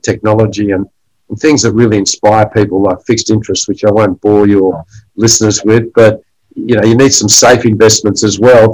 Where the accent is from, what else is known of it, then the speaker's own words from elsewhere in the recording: Australia; I grew up in Australia as a first-generation Australian